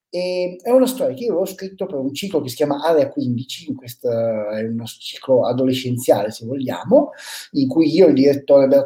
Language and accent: Italian; Piedmont, Italy; quella che in piemontese si chiama, noi la chiamiamo, la, io sono piemontese, la gramissia fina